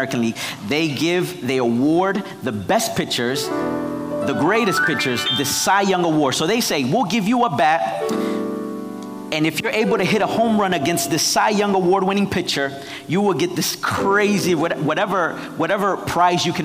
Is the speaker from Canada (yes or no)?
no; Nicaragua; moved away; I'm from Nicaragua